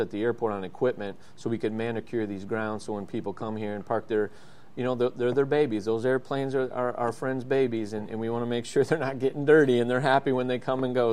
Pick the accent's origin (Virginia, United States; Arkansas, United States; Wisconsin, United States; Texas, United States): Wisconsin, United States; Oshkosh; moved away as an adult; now in Lakeland, United States; I was born in Oshkosh. Um, you know, grew up around EAA.